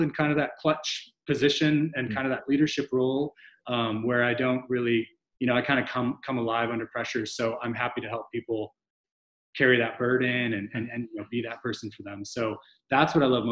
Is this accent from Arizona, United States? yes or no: yes; Glendale, Arizona, United States; now in Austin, United States; I grew up in Glendale, Arizona, which is outside of Phoenix.